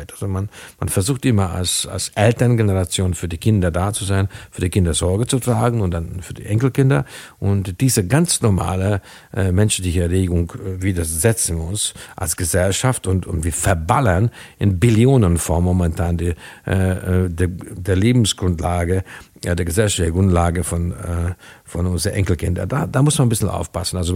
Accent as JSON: {"language": "German", "country": "Hungary", "tie": "born there", "second_language": "German", "said": "Also zum Beispiel mein Geburtsland in Ungarn wurden viel früher als in Deutschland, wesentlich früher"}